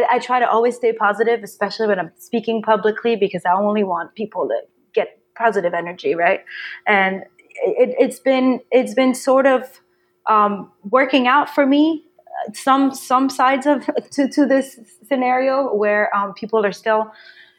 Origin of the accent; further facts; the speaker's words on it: Paris, Île-de-France, France; moved away as an adult; now in Brooklyn, United States; I grew up in Paris.